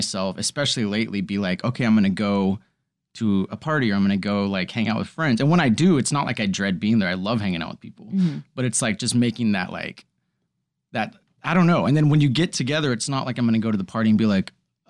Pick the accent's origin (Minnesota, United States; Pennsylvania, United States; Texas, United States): Texas, United States; Dallas; moved away as an adult; now in Los Angeles, United States; I'm from Texas, Dallas, Texas.